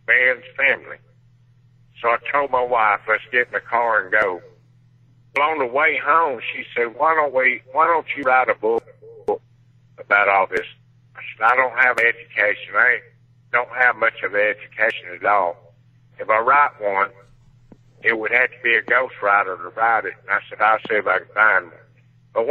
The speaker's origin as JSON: {"language": "English", "town": "Laurel", "region": "Mississippi", "country": "United States", "tie": "born or raised there", "moved": "yes", "said": "my hometown, Laurel, Mississippi"}